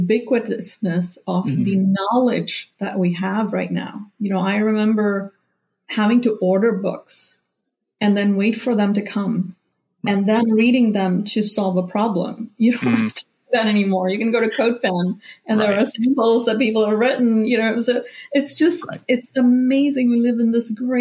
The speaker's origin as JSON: {"language": "English", "country": "India", "tie": "born or raised there", "moved": "as an adult", "said": "I grew up in India"}